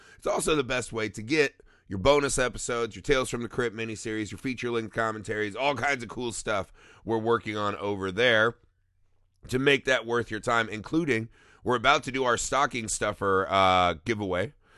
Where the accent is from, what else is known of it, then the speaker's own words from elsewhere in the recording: Indiana, United States; we're from Indiana